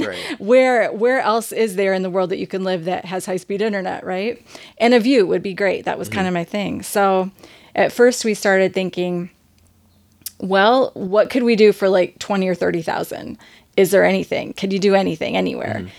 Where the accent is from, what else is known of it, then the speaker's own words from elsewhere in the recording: Indiana, United States; now in Michigan, United States; growing up in Indiana